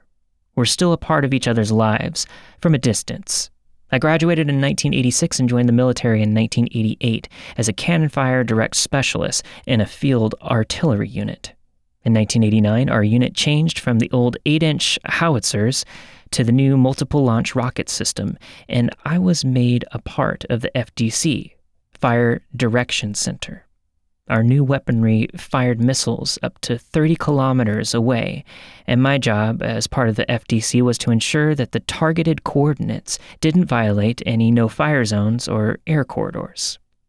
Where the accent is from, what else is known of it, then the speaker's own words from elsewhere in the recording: Kenefick, Texas, United States; also born or lived in Oklahoma; I was raised in Kennefic, Texas, and that we moved there from Oklahoma in November of 1984.